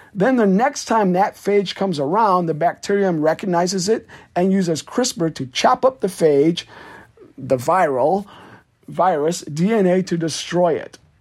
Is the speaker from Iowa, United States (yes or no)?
yes; Iowa, United States; my home state of Iowa